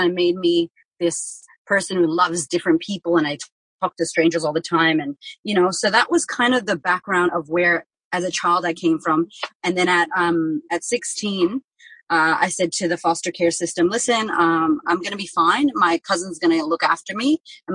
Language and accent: English; Framingham, Massachusetts, United States; now in Melbourne, Australia; I grew up in a place called Framingham, Massachusetts, and basically it's about 20 minutes out of Boston.